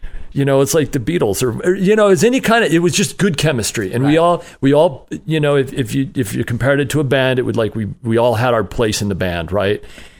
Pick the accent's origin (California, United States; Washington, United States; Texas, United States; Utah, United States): Utah, United States; I grew up in Utah. Yep.